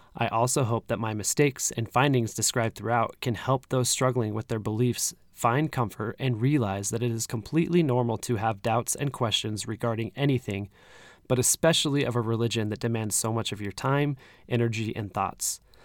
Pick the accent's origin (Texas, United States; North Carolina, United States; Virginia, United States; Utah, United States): Utah, United States; moved away; I'm originally from Utah